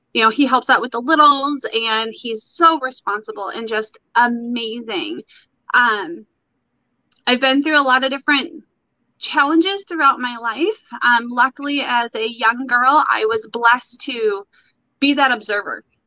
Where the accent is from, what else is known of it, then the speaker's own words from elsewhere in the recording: Brown City, Michigan, United States; moved away; I was born, or not born, but I was raised in Michigan for my most of my life.